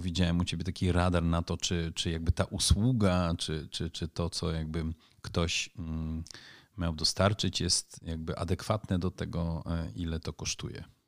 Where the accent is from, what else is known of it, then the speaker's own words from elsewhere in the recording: Netherlands; now in Poland; kulturowo jestem na pewno w Polsce, jestem bardziej Holendrem, a w Holandii może bardziej Polakiem.